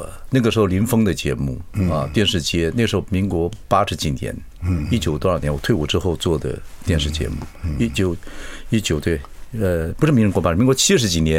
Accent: Chiayi County, Taiwan; 所以才把彭恰恰我们嘉义人，我们同时都嘉义人嘛。

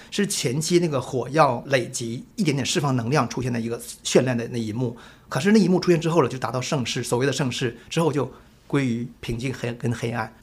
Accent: Changbai Mountains, Northeast China, China; moved away as an adult; now in Taiwan; 因为我们就是在长白山里出生长大的嘛

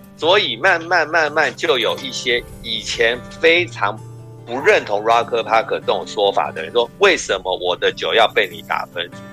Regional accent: Taipei, Taiwan; 我是台北人嗯。可是我们家都是新竹的客家人，我的父母，到目前为止，我们在对话都还是讲客语

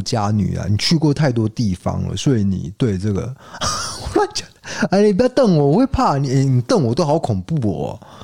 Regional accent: Taiwan; 我们台湾人

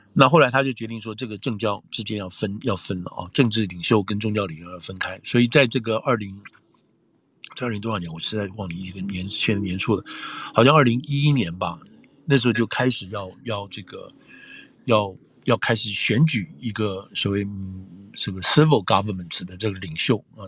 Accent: Taiwan; now in United States; 我的背景是台湾来的

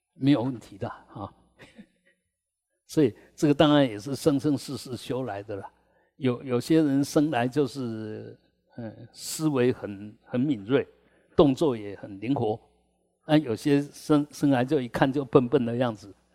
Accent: Taiwan; 我们台湾人

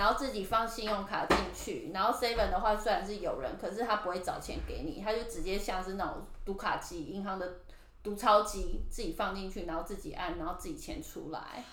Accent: Taipei, Taiwan; moved away as an adult; now in Japan; 我是从小在台北长大的都市人

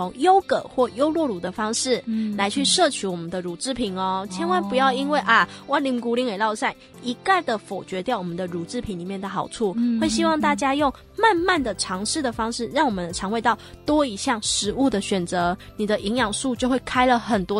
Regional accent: Taiwan; 所以我们台湾人其实将近百分之八十的人啊，都有分解乳糖的一个障碍。

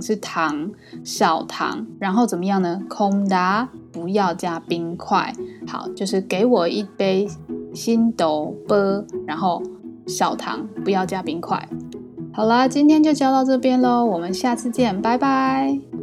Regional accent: Taiwan; 身为台湾人

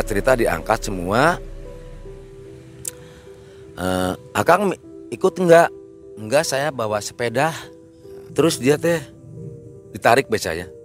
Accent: Parapat, West Java, Indonesia; Parapat Pangandaran. Uh, awal mulanya kan saya dulu kan jadi pengrajin lah ya, pengrajin ikan asin yang tiap sore saya harus pergi ke pantai

